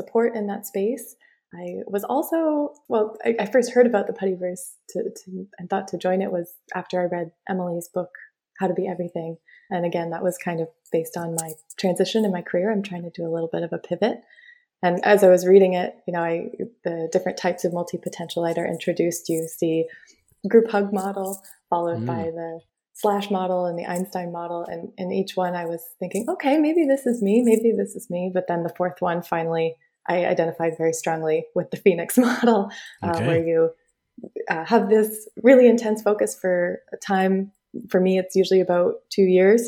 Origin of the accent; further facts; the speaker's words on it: Windsor, Ontario, Canada; I was born and raised in Ontario, near Detroit. If you're picturing the map of the U.S., most people are more familiar with that. We're a small town called Windsor, right across the border.